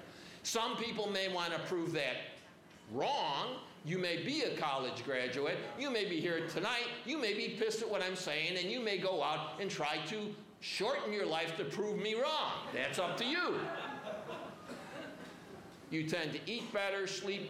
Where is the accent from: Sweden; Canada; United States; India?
United States; Chicago, Illinois; I am from Chicago